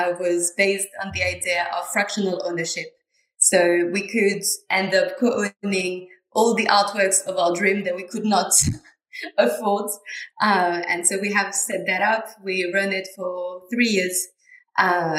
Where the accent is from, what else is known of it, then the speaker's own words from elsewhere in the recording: southwest France, France; moved away; I come from a very small town in the southwest of France